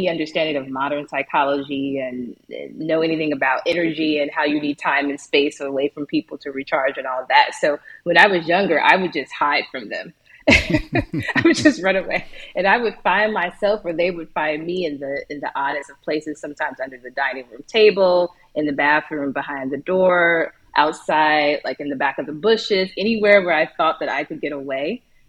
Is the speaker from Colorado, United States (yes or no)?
no; Chicago, Illinois, United States; moved away; also born or lived in Portugal; I grew up in the South Side of Chicago.